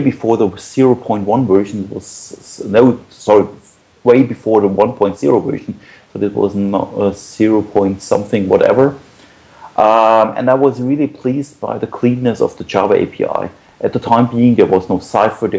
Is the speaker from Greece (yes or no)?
no; Munich, Bavaria, Germany; I'm from Munich in Germany.